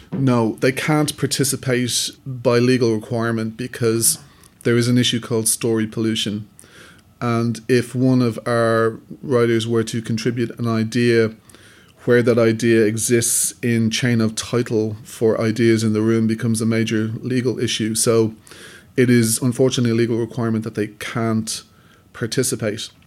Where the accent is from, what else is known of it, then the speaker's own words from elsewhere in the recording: Dublin, Leinster, Ireland; I'm a filmmaker from Dublin, Ireland.